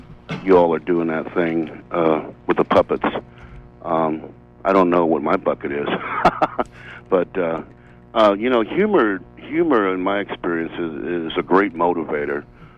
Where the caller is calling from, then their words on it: Bangor, Maine, United States; I'm calling from Bangor, so I'm glad that I got. I'm glad the radio station is on the air.